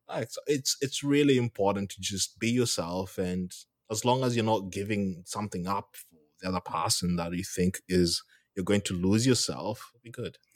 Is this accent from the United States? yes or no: no; Kenya; moved away as an adult; now in Australia; I'm from Kenya